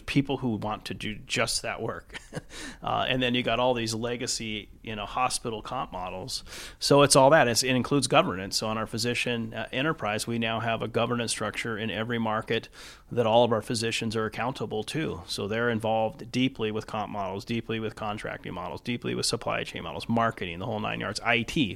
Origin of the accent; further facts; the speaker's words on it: Los Angeles, California, United States; moved away as an adult; also born or lived in Seattle area / Newport Beach; now in Seattle, United States; I was born and raised in the East Los Angeles area